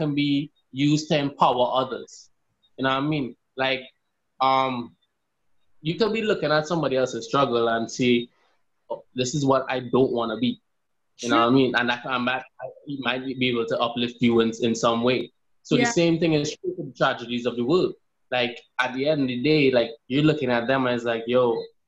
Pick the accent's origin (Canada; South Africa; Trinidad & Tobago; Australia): Trinidad & Tobago; I'm from Trinidad, and it's a vibe